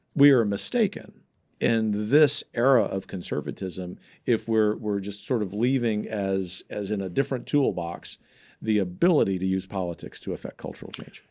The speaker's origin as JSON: {"language": "English", "region": "Gulf Coast", "country": "United States", "tie": "born or raised there", "said": "growing up on the Gulf Coast where I've seen the, the, the bayou in my home city flow backwards during hurricane"}